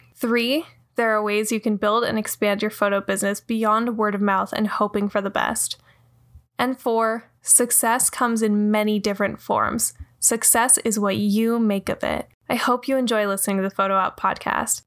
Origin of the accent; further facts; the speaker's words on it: Ontario, Canada; now in Brooklyn, United States; I grew up in Ontario, Canada, and came to New York to pursue a dream.